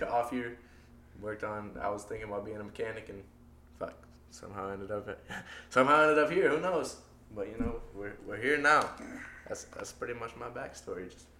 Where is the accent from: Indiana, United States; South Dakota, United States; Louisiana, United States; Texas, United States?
South Dakota, United States; Sioux Falls; moved away as an adult; now in Rochester, United States; Shit, I'm from Sioux Falls, South Dakota. Just from the outskirts. Went to, I guess I graduated from Jefferson High School.